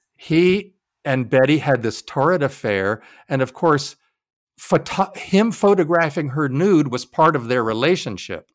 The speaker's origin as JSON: {"language": "English", "town": "Jacksonville", "region": "Florida", "country": "United States", "said": "I'm from Jacksonville, Florida"}